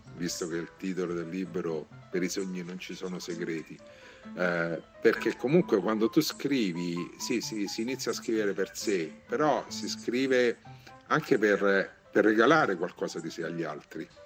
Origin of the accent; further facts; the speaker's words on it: Rome, Lazio, Italy; per me che sono romano e vivo a Roma